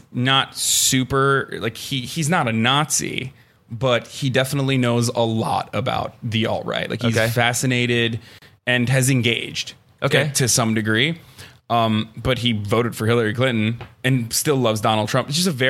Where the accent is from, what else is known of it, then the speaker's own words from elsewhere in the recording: Istanbul, Turkey; moved away as an adult; also born or lived in Ankara; now in United States; I grew up in Turkey. I grew up in Istanbul, and I grew up in Ankara, and Ankara is the capital. And then I came here 8 years ago